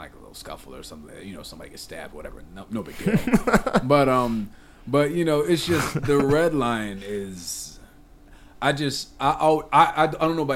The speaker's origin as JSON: {"language": "English", "town": "Lansing", "region": "Michigan", "country": "United States", "said": "I'm from Lansing"}